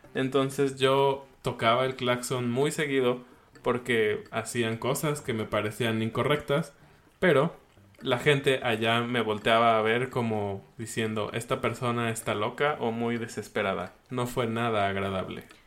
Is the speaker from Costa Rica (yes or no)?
no; Mexico